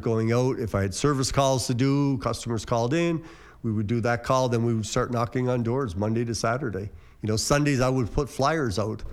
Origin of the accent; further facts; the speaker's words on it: Cape Breton, Nova Scotia, Canada; moved away as an adult; now in Windsor, Canada; I'm from Cape Breton